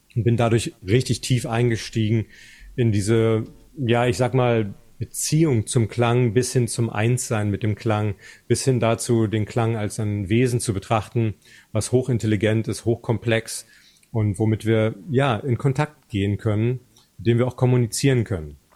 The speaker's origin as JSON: {"language": "German", "area": "GDR", "region": "East Germany", "country": "Germany", "tie": "born or raised there", "said": "in der DDR, wo ich aufgewachsen bin"}